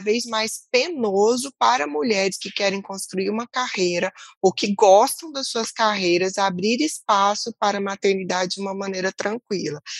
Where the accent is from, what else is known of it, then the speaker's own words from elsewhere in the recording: Brazil; Como brasileiras